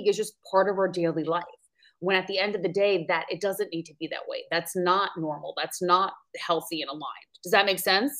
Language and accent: English; New York, United States; accent: New York; now in Maui, United States; So I'm originally from New York. You'll probably hear the accent come out. I now reside in Maui, Hawaii.